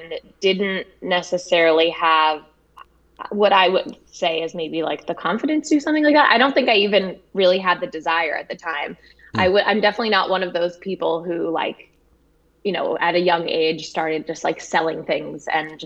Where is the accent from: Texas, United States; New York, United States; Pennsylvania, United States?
New York, United States; Westchester County; also born or lived in Manhattan, New York City; I grew up right outside of New York City in Westchester County. I was actually born in Manhattan, and then my family moved out to the suburbs after that.